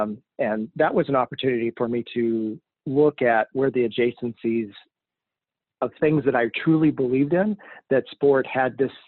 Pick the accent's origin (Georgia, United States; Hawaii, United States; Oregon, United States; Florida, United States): Hawaii, United States; I grew up in Hawaii. My dad worked in the military. We were lucky to be stationed in Hawaii.